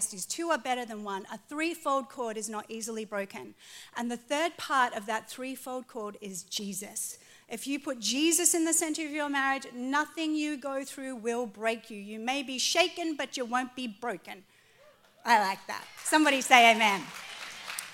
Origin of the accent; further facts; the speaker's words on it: Australia; moved away as an adult; now in California, United States; I was born in Australia, but I became an American citizen